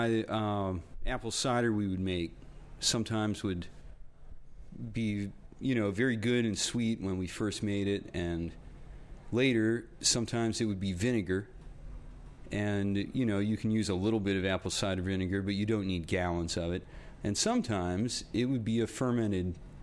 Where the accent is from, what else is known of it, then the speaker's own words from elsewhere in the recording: Romney, West Virginia, United States; I grew up in Romney.